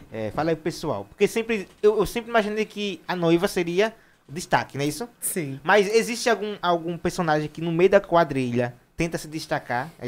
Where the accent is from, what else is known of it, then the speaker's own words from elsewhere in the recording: Northeast Region, Brazil; Eu tô falando é, é como nordestino, né?